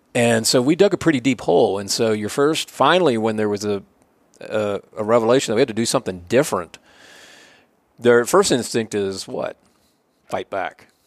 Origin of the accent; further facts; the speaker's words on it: Rockwall, Texas, United States; also born or lived in Austin, Texas; I was from Rockwall